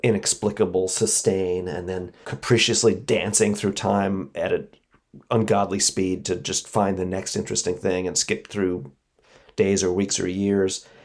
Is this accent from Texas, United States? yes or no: no; New York City, New York, United States; i didn't feel american i felt like a maybe a new yorker probably only a Brooklynite